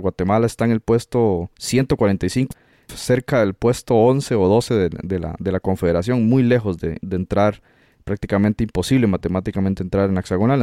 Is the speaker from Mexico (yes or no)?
no; Costa Rica; nosotros como costarricenses